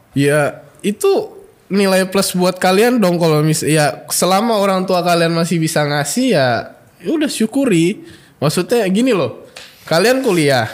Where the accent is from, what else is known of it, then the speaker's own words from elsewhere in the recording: Bogor, West Java, Indonesia; moved away as an adult; now in Yogyakarta, Indonesia; aku kan dari Bogor